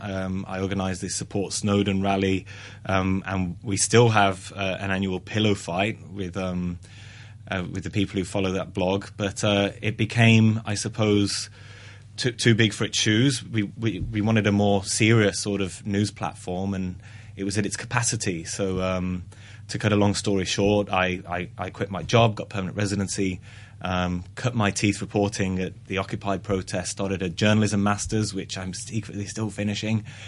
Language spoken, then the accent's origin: English; Black Country, West Midlands, United Kingdom; moved away; I'm from the Black Country, um, which is near Birmingham